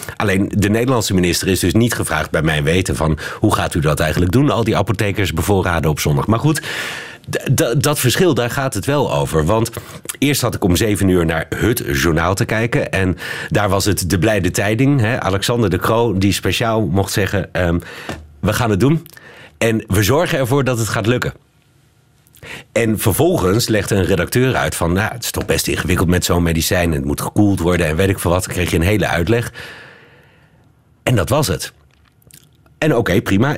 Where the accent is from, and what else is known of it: Netherlands; now in Belgium